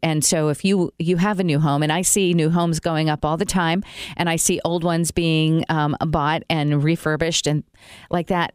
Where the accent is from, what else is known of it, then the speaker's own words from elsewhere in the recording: Elkhart, Indiana, United States; also born or lived in New York; now in Elkhart, United States; I was born in Elkhart Hospital